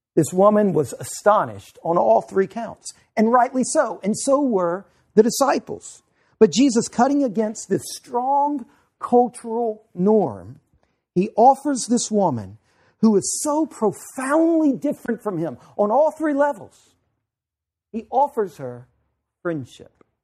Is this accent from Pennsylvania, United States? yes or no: no; Louisiana, United States; moved away; I'm from Louisiana